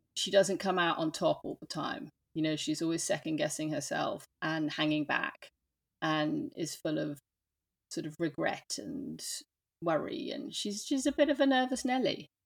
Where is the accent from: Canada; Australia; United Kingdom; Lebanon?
United Kingdom; London; accent: English; moved away as an adult; also born or lived in New York, United States; now in France; I grew up in London. So, hence the English accent.